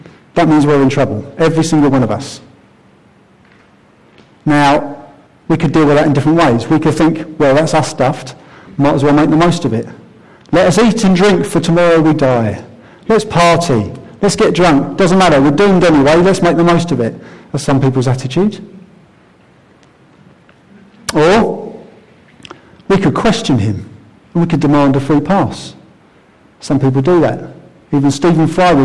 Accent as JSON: {"language": "English", "town": "Croydon", "region": "London", "country": "United Kingdom", "tie": "born or raised there", "said": "I grew up in Croydon"}